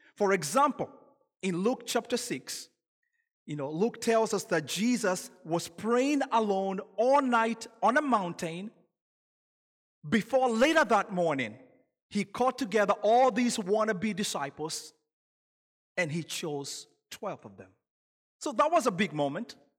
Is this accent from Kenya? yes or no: yes; Kenya; now in United States; I'm originally from Kenya, so when you hear an accent, that's where that's from